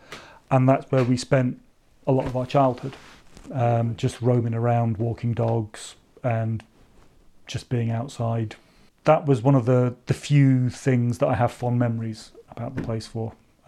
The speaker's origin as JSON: {"language": "English", "town": "Maidenhead", "region": "South East England", "country": "United Kingdom", "tie": "born or raised there", "also_born_or_lived": "Burnham", "said": "I grew up in a fairly unremarkable suburban dormitory town called Maidenhead in Berkshire. To put it into context, Maidenhead has a population of roughly 50 to 60,000 people when we were kids there. So it's about the same size as Perth or Inverness."}